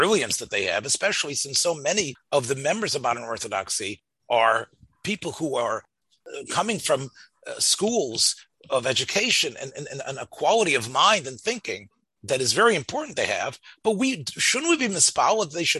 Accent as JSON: {"language": "English", "town": "Memphis", "region": "Tennessee", "country": "United States", "tie": "born or raised there", "said": "when I was growing up in Memphis"}